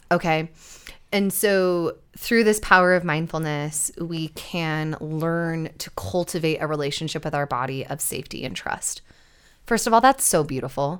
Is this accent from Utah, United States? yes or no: yes; Utah, United States; we grew up in Utah where there is literally no sex education